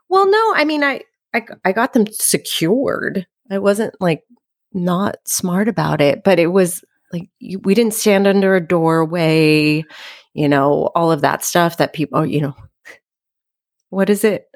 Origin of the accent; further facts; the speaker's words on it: Los Angeles, California, United States; I grew up in the San Fernando Valley, which is a, uh, suburb of Los Angeles